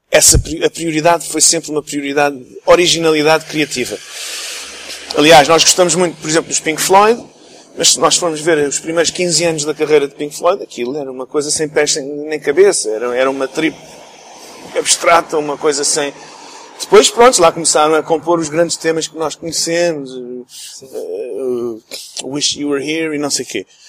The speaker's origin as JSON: {"language": "Portuguese", "region": "England", "country": "United Kingdom", "tie": "born or raised there", "also_born_or_lived": "Portugal / Texas, United States", "moved": "yes", "lives_now": "Luxembourg", "said": "cresci na Inglaterra, vivi lá há 15 anos"}